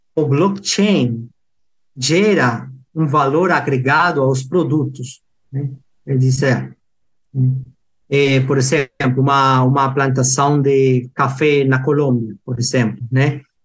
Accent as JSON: {"language": "Portuguese", "region": "Lima", "country": "Peru", "tie": "born or raised there", "also_born_or_lived": "Piura, Peru", "second_language": "Portuguese", "moved": "as an adult", "lives_now": "Jundiaí, Brazil", "said": "eu sou peruano, nasci em Lima"}